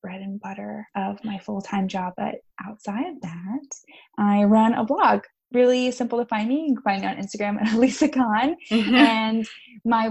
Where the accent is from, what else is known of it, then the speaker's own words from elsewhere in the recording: the Poconos, Northeast Pennsylvania, United States; moved away as an adult; now in Philadelphia, United States; I grew up in the Northeast PA in the Poconos